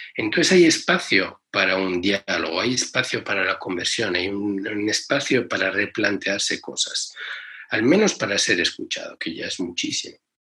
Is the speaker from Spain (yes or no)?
yes; Spain; cuando yo nací en España